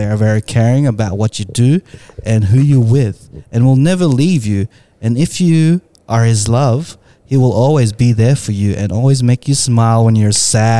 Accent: Philippines; I am Filipino.

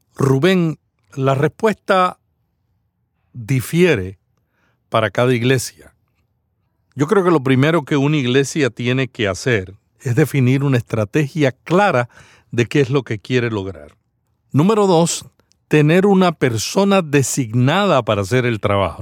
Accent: Santa Isabel, Puerto Rico; Santa Isabel, Puerto Rico, mi pueblo natal

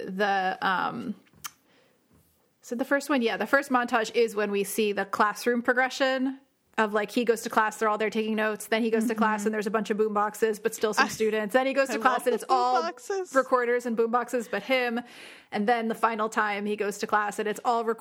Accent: New Jersey, United States; I'm from New Jersey

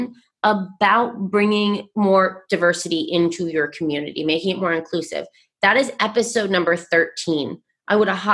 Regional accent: Vermont, United States; I grew up, born and raised in Vermont, which is a very primarily white state

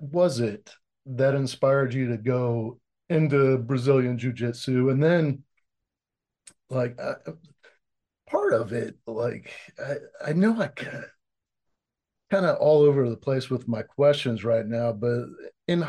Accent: Orlando, Florida, United States; I'm native Orlandoan

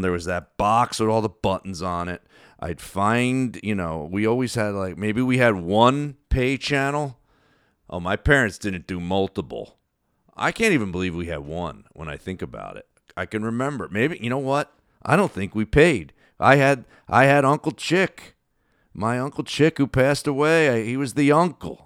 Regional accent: New Jersey, United States; that I grew up with in South Jersey.

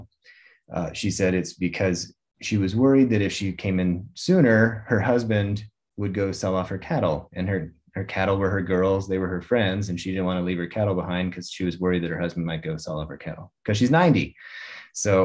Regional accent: Reno, Nevada, United States; I grew up in Nevada. And if you spend any time outside of Las Vegas, I grew up in Reno

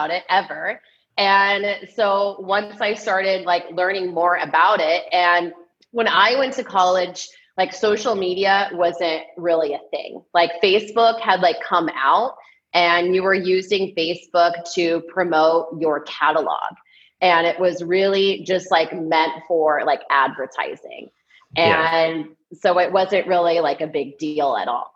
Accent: San Diego, California, United States; moved away as an adult; I'm from San Diego, so when it came to applying for colleges, I wanted to stay in San Diego. I'm one of those rare people who didn't want to leave. Because I grew up at the beach and I wanted to stay

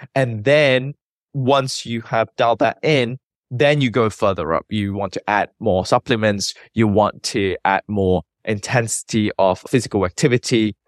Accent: Malaysia; moved away as an adult; also born or lived in United Kingdom; I was born and bred in Malaysia.

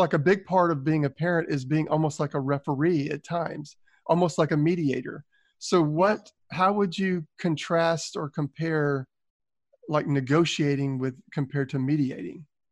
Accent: Southern, United States; accent: Southern; my Southern accent

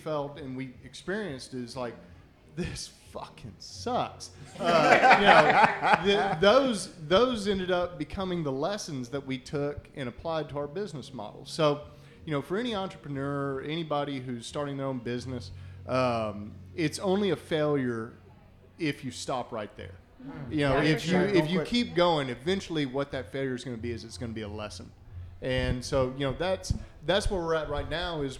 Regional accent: San Antonio, Texas, United States; I'm from San Antonio

